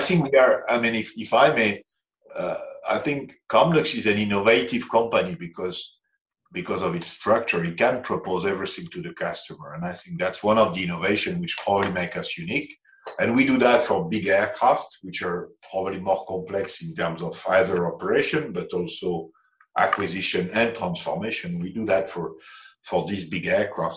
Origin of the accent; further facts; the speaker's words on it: France; accent: French; English is a second language; now in Zurich, Switzerland; I'm French, as you can probably will notice on my accent.